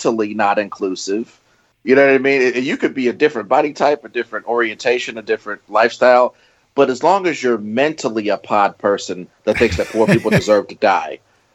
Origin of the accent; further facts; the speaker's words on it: Missouri, United States; I'm from Missouri